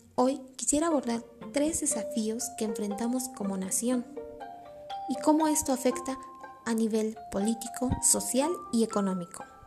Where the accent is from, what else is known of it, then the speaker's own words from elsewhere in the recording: Mexico; como sociedad mexicana